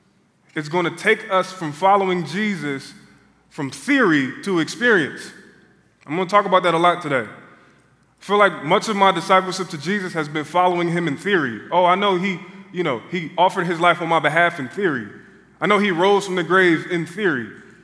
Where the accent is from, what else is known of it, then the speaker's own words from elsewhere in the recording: Philadelphia, Pennsylvania, United States; I had to be in Portland, Oregon, of all places. I'm from Philadelphia.